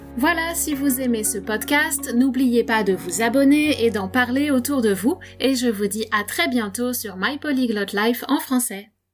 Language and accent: French; South Africa; French is a second language; je viens d'Afrique du Sud